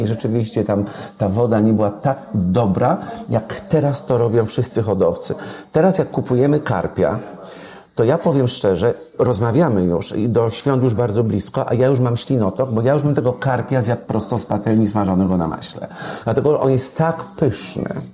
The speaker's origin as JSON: {"language": "Polish", "area": "near Wolbrom", "region": "Lesser Poland", "country": "Poland", "said": "w Domaniejewicach koło Wolbromia, skąd pochodzę"}